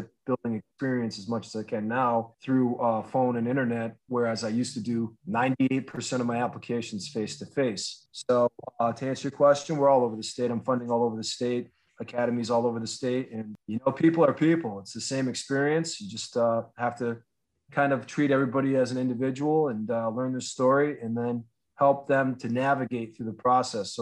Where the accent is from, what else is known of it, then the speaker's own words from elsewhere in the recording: Northampton, Massachusetts, United States; also born or lived in Berkshires, Massachusetts / Otis, Massachusetts; I grew up in Northampton, Massachusetts